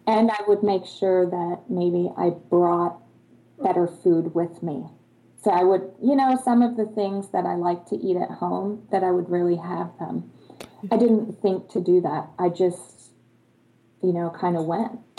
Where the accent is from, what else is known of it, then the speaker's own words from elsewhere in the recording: Germany; am from Germany